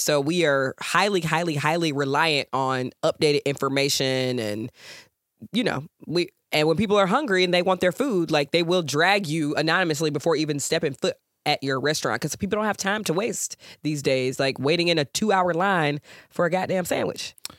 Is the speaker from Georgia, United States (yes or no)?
yes; Georgia, United States; moved away; I'm from Georgia. I'm a Georgia girl, born and bred